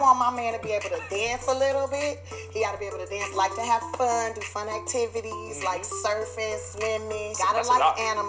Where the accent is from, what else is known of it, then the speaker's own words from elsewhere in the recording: Los Angeles, California, United States; I grew up in South Central Los Angeles.